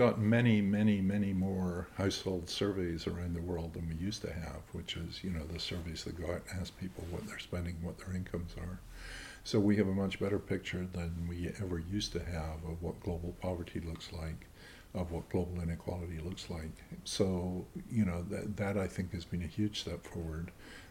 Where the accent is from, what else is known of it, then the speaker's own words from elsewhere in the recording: Scotland, United Kingdom; I'm a Scot and I really care about what happens in Scotland.